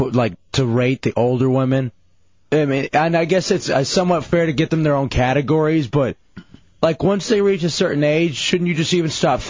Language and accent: English; Central Florida, United States; born or raised there